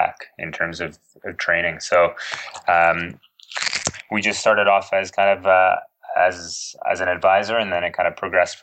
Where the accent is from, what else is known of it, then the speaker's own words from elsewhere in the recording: Toronto, Ontario, Canada; also born or lived in Edinburgh, United Kingdom; in my hometown, in Toronto